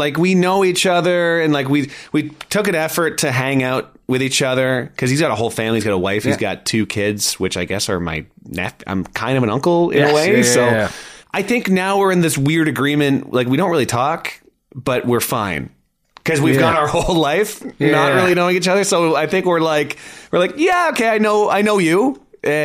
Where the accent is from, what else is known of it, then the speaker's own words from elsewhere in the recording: London, Ontario, Canada; born there; So, like, I was born in London, Ontario, which I don't remember at all.